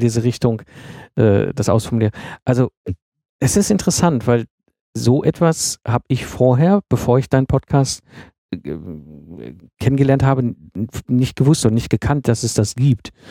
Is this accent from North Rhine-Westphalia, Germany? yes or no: yes; Ruhr area, North Rhine-Westphalia, Germany; moved away; ich komme ja ursprünglich aus dem Ruhrgebiet, also sehr industrialisierte äh, Umgebung, in der ich groß geworden bin